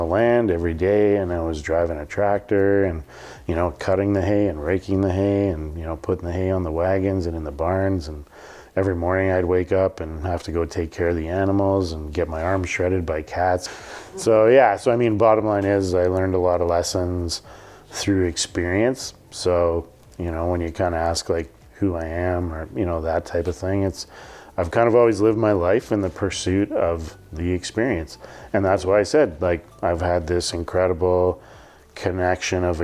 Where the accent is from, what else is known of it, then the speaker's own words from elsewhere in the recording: Toronto, Ontario, Canada; also born or lived in Edmonton, Alberta; I was born in Edmonton, Alberta, and I pretty much grew up in Ontario my whole life, and bounced around small towns, but by kindergarten was in Toronto